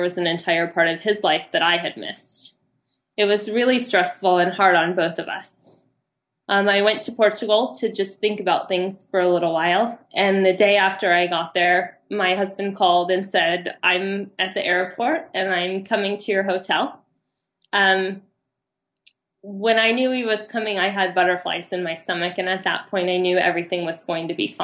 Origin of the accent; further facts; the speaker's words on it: Los Angeles, California, United States; moved away as an adult; also born or lived in Germany; from Los Angeles, California